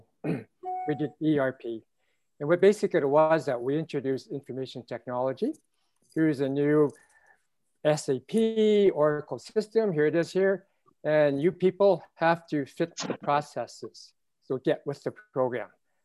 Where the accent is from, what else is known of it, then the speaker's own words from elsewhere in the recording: Canada; as a Canadian